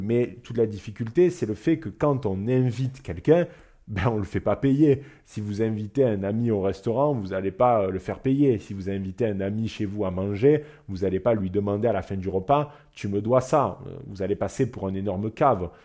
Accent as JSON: {"language": "French", "country": "France", "said": "en tant que Français"}